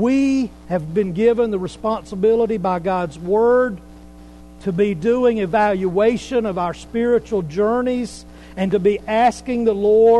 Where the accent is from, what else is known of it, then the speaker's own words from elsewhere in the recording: Pickens County, South Carolina, United States; I'm from South Carolina. Been in Pickens County most of my life